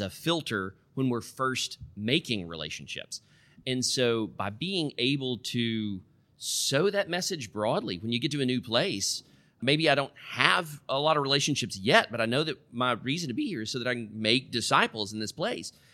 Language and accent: English; middle Tennessee, United States; moved away as an adult; also born or lived in West Africa; I was born and raised out in the Cow Pasture in the middle of Tennessee